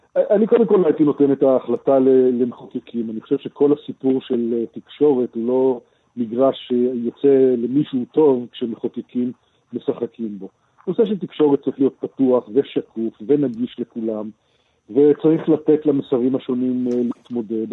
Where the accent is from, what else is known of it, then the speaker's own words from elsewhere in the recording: Israel; אצלנו בישראל